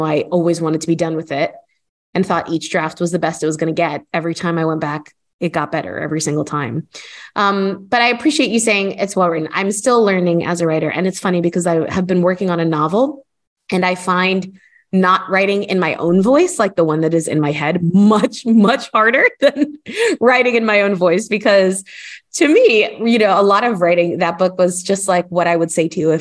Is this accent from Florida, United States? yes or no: yes; Miami, Florida, United States; moved away as an adult; now in United Kingdom; I am American. I'm from Miami. I grew up in the US and I feel very rooted there